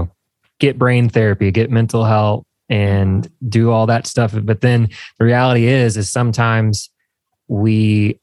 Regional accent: Indiana, United States; now in Nashville, United States; I am from Indiana.

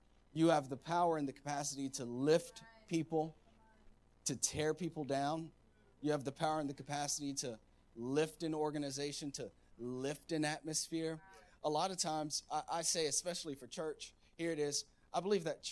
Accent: United States; I'm all American.

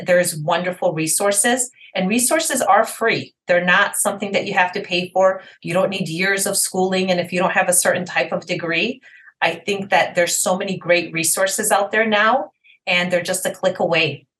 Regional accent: Detroit, Michigan, United States; I am from Detroit, Michigan.

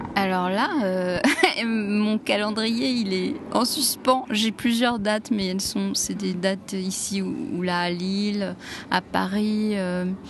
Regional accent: Egypt; chez nous en Égypte

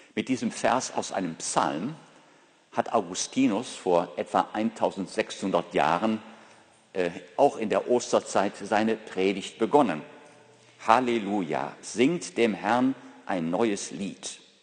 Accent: Ruhr area, North Rhine-Westphalia, Germany; aus meiner Heimat, aus dem Ruhrgebiet.

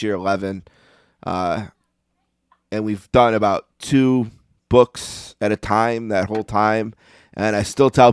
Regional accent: Buffalo, New York, United States; I grew up in Buffalo

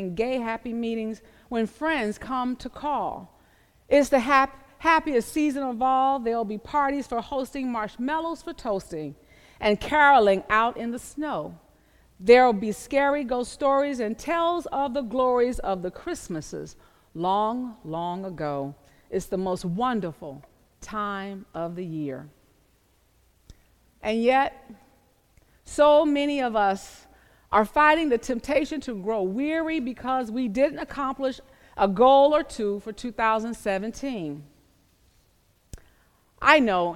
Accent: the South, Southern United States, United States; I grew up in the South

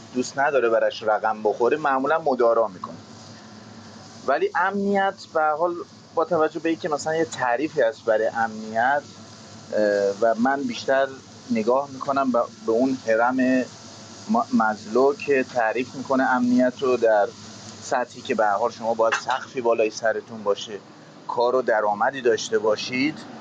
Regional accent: Iran; also born or lived in England; now in United Kingdom; مثل ما تو ایران بزرگ شدیم

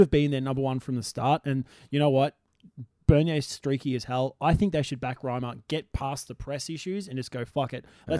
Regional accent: Australia; We're Australians.

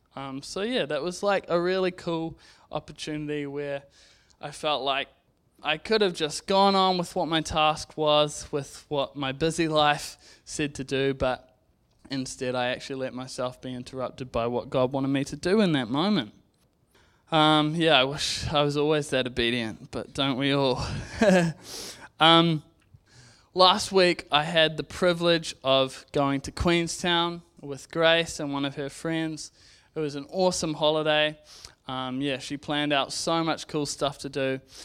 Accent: Zambia; now in New Zealand; I grew up in Zambia

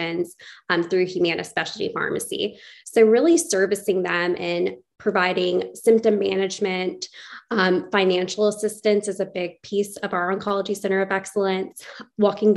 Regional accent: Chattanooga, Tennessee, United States; also born or lived in Johnson City, Tennessee / Houston, Texas / Little Rock, Arkansas; I was born and raised in Chattanooga, Tennessee

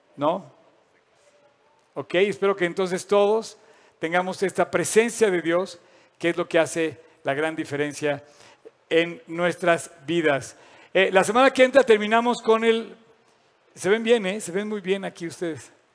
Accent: Mexico

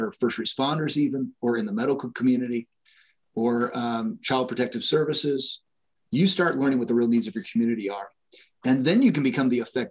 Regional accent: Fullerton, California, United States; now in Washington, Indiana, United States; I grew up in Fullerton, California

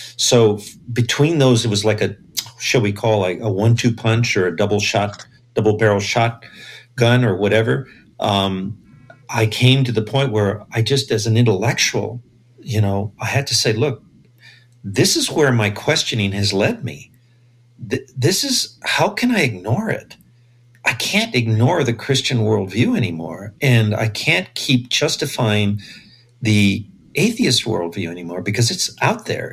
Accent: Los Angeles, California, United States; I grew up in East LA. I was born in East

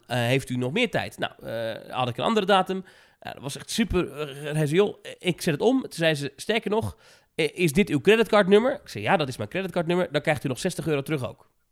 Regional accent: Netherlands; Ik ben een Nederlander

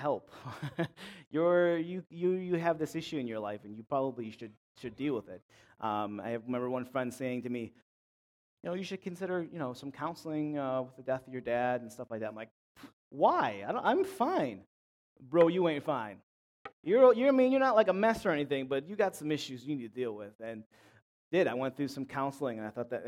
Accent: Clarence, New York, United States; I'm from Buffalo, from Clarence, more specifically, suburbs.

